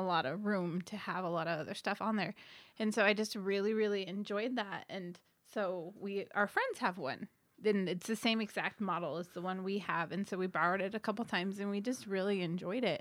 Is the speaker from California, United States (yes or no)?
yes; Hemet, California, United States; I grew up in Hemet in the Diamond Valley area